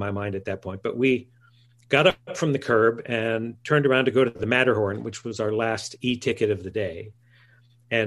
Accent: Fullerton, California, United States; I grew up in Fullerton, California, which is about 6 miles north of Disneyland

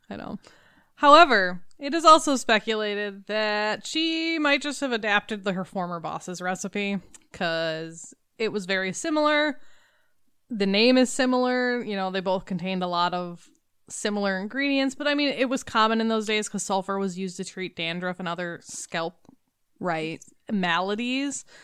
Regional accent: the South, United States; accent: southern; Can I just say my southern accent that like crept

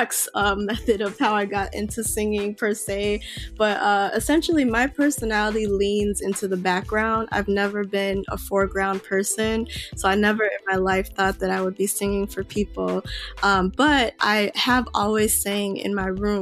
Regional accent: Chicago, Illinois, United States; I was born and raised in Chicago

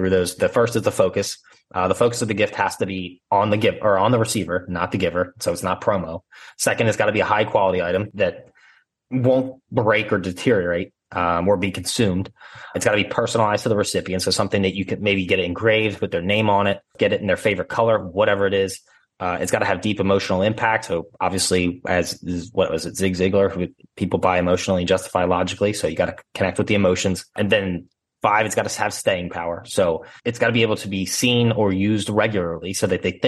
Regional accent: Philadelphia, Pennsylvania, United States; accent: Philly; I grew up in Northeast Philly, and now I live in Northwest Philly

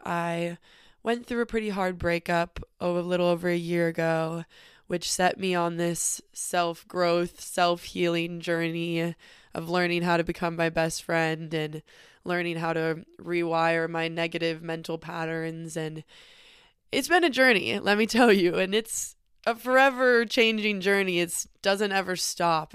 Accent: northern California, United States; also born or lived in Los Angeles; we drove 6 hours back to my hometown in northern California

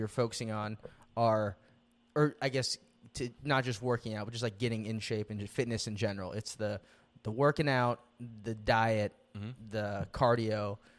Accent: Philippines; I'm Filipino, dude.

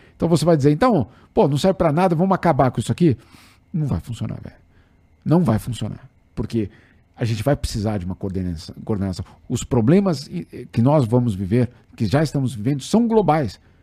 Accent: São Paulo, Brazil; paulistano, para quem é paulistano, o é, é, pessoal aqui sabe que a gente acha que o mundo começa em Osasco

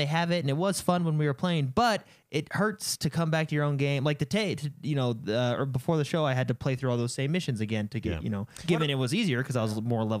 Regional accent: United States; I'm an American, and I live in America. And I feel like I'm very patriotic.

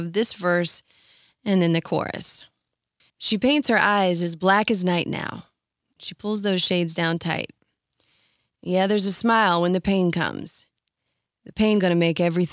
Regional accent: North Carolina, United States; I grew up in North Carolina

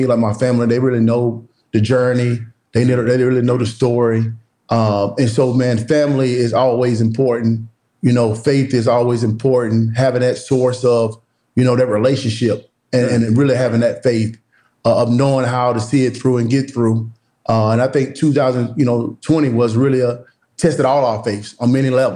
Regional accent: Woodruff, South Carolina, United States; moved away; back in my hometown of Woodruff, South Carolina

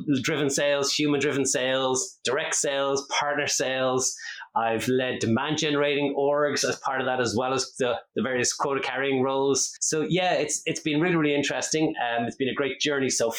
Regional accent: Ireland; accent: Irish; also born or lived in Dublin; it doesn't give it away with my accent, I am Irish. I'm based here in Dublin in Ireland. I've been here for most of my life

